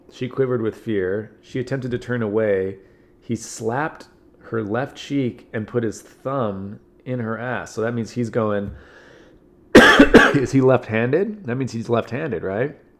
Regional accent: California, United States; I'm from California

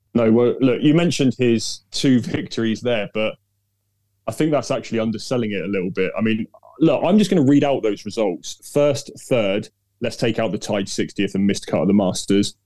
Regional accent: Devon, South West England, United Kingdom; I grew up in Devon

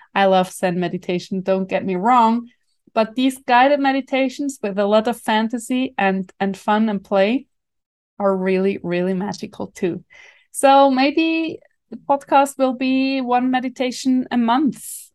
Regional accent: Switzerland; accent: Swiss German; first language Swiss German; English is a second language; my mother tongue, in my heart. language, Swiss German.

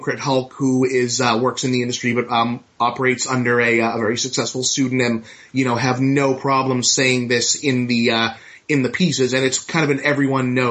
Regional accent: Boston, Massachusetts, United States; I'm from Boston

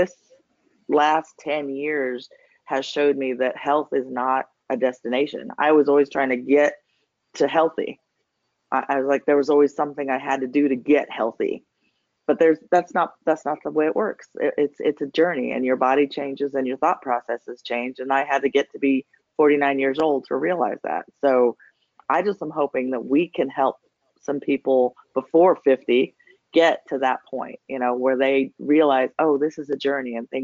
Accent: New Mexico, United States; moved away as an adult; also born or lived in Washington, D.C.; now in Georgia, United States; I'm from New Mexico.

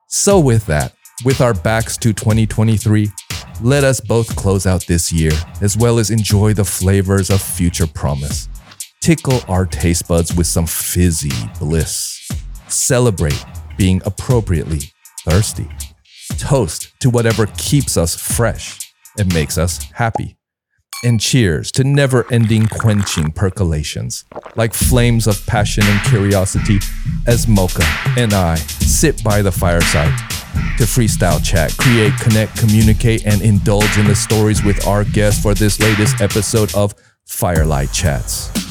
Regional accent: California, United States; moved away as an adult; now in Taipei, Taiwan; in my home state of California

